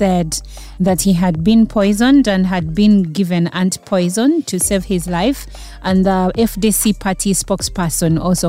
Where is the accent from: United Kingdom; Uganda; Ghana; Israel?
Uganda